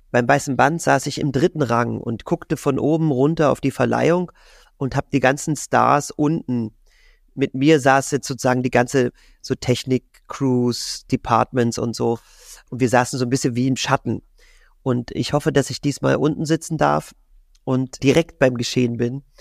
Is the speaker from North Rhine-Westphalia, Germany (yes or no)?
no; Magdeburg, Saxony-Anhalt, Germany; Und ich habe den Traum, mal einen Tag lang Straßenbahn zu fahren in meiner Heimatstadt in Magdeburg als Straßenbahnfahrer.